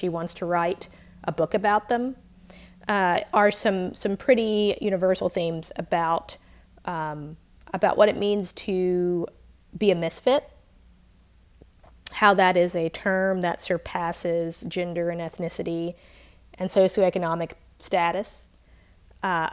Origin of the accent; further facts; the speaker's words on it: Mississippi, United States; I grew up in Mississippi